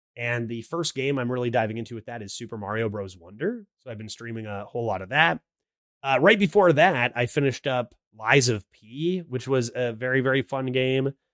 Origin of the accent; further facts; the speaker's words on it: Canada; I am Canadian. I live in Canada.